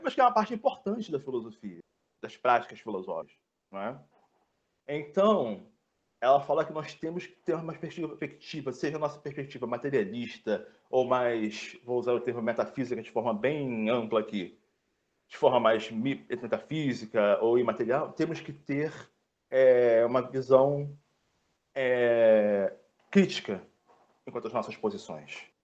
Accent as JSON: {"language": "Portuguese", "country": "Brazil", "said": "somos brasileiros"}